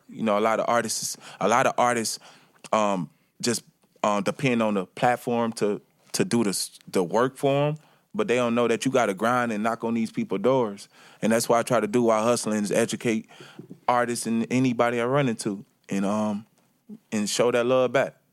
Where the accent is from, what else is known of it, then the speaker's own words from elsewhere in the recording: Chicago, Illinois, United States; moved away; also born or lived in Milwaukee, Wisconsin; I was born from Milwaukee, Wisconsin, in Milwaukee, Wisconsin, and I was raised in Chicago